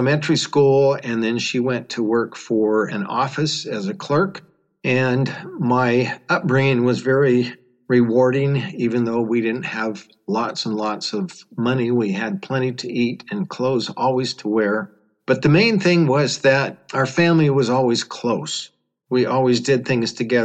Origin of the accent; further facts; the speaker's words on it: Sacramento, California, United States; I was born and raised here in Sacramento, California